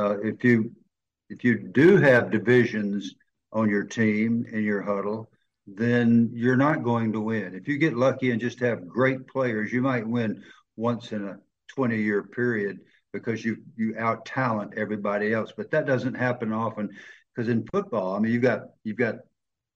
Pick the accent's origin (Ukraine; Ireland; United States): United States; the South of the United States; accent: Southern